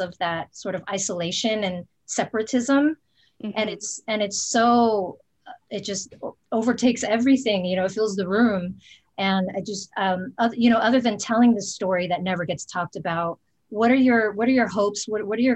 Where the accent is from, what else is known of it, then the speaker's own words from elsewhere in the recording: United States; I'm Filipino and I grew up in the States